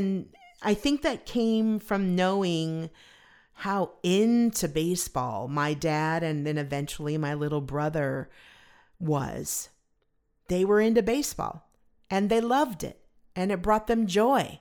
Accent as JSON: {"language": "English", "region": "Southern California", "country": "United States", "tie": "born or raised there", "said": "I grew up in Southern California, and we were loyal Dodger fans"}